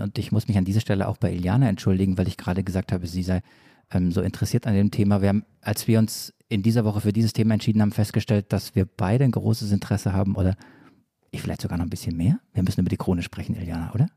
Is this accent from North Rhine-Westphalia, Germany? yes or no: no; Swabia, Baden-Württemberg, Germany; accent: Swabian